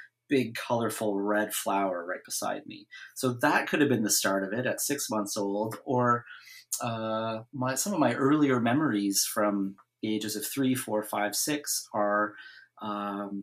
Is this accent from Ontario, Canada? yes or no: yes; Ontario, Canada; now in Vancouver, Canada; I did grow up in Ontario